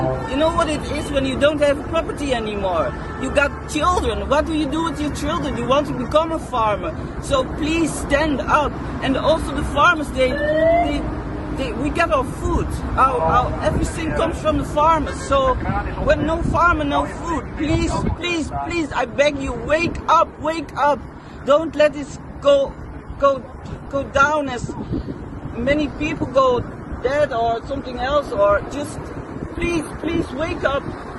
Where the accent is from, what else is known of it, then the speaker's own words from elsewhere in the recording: Netherlands; This is my hometown, folks.